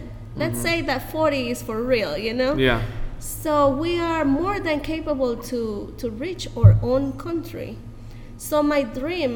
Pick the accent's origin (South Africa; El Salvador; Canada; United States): El Salvador; We have I think 121 years of having the gospel here in our country